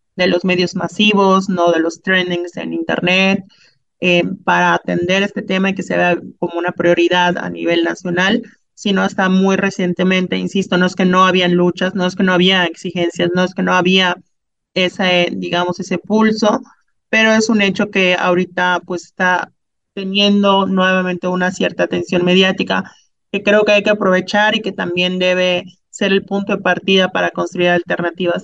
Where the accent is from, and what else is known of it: Mexico